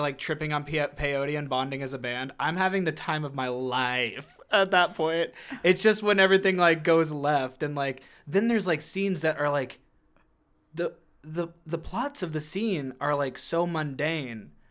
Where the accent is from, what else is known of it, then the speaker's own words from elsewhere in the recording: Canton, Illinois, United States; moved away; Canton, Illinois, where I'm from